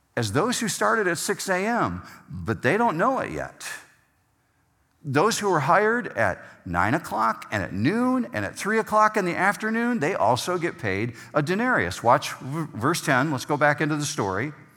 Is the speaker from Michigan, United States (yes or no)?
yes; Whitehall, Michigan, United States; moved away as an adult; now in Arizona, United States; the area where I grew up in Whitehall